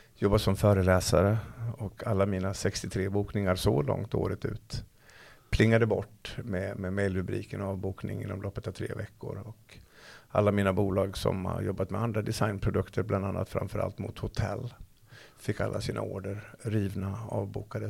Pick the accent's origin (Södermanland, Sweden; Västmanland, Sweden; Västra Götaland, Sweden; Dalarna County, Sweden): Dalarna County, Sweden; Falun; hemma i Falun